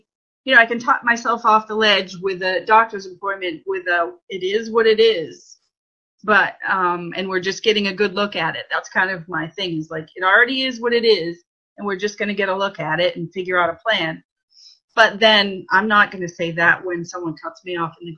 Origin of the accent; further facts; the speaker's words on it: White Mountains, New Hampshire, United States; moved away; I grew up in the White Mountains, or right near the White Mountains.